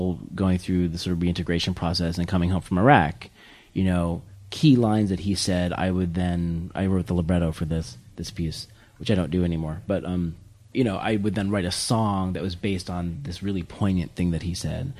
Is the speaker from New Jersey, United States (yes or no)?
yes; Warren County, New Jersey, United States; I'm from New Jersey